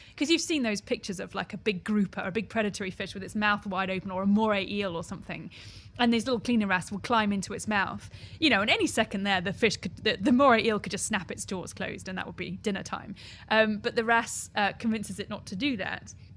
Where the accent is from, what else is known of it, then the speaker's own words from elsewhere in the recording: Surrey, South East England, United Kingdom; I grew up in Surrey for most of my younger years, so nowhere near the ocean, really